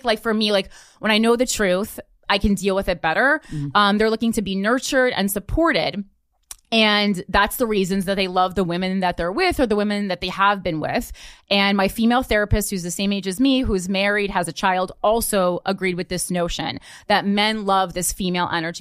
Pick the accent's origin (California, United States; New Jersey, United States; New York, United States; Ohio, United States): New Jersey, United States; Union; there has to be more to life than Union, New Jersey